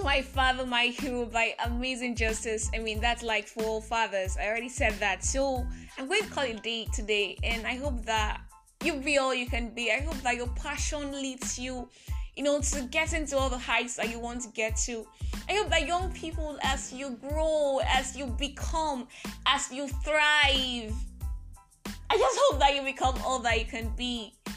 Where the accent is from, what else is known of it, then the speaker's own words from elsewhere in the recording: Nigeria; I am that Nigerian Christian talkaholic